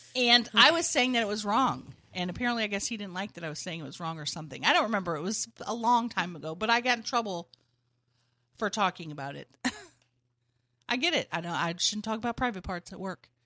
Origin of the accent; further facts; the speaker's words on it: United States; I'm just an American.